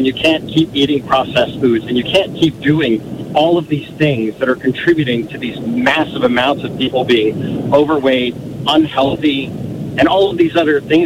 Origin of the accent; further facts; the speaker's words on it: Philadelphia, Pennsylvania, United States; also born or lived in Virginia / Illinois; now in Jenks, United States; I was born and raised in Philadelphia